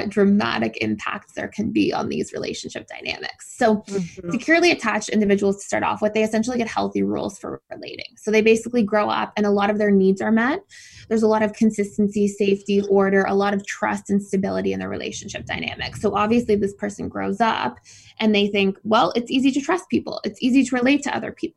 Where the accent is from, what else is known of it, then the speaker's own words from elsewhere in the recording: Mississauga, Ontario, Canada; moved away as an adult; also born or lived in Georgia, United States / Florida, United States; I was born in Mississauga, so just outside of Toronto